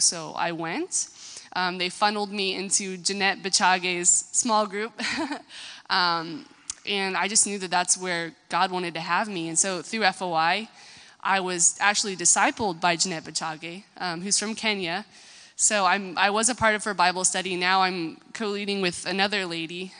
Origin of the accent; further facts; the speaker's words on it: United States; I'm American